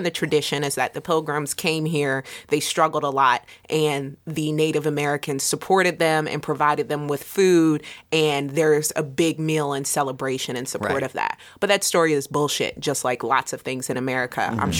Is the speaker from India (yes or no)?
yes; India; Indians? I'm from India. What do you mean?